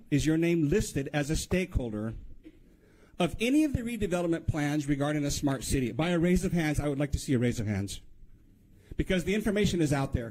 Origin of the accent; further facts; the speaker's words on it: Haiku, Hawaii, United States; I was born and raised in Haiku, Maui.